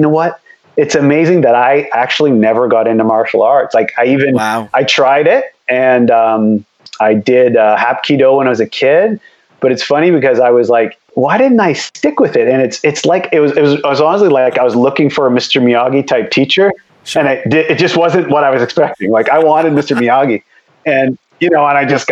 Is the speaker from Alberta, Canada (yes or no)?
no; near the Michigan border, Ontario, Canada; I grew up in Canada, but we were close. I was on the Michigan border.